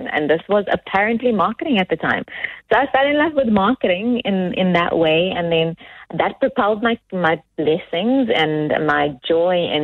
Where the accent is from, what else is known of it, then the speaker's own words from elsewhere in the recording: Cape Town, Western Cape, South Africa; also born or lived in Stellenbosch; As a young colored female growing up in the Cape Flats, yep, in South Africa